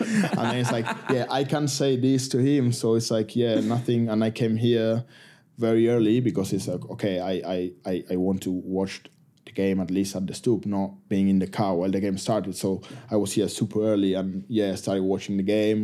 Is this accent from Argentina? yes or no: yes; Argentina; first language Spanish; English is a second language; moved away as an adult; now in United Kingdom; we love our country